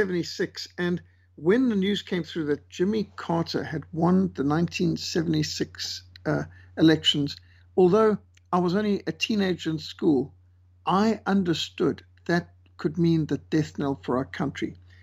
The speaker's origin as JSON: {"language": "English", "country": "Zimbabwe", "tie": "born or raised there", "said": "I was brought up in Rhodesia"}